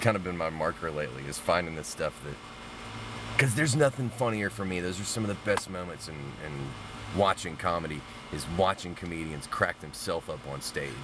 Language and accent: English; Mobile, Alabama, United States; I grew up in Mobile, Alabama.